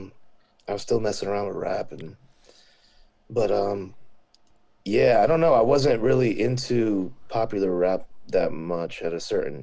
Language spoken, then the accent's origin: English; Bay Area, California, United States; I was growing up in the Bay Area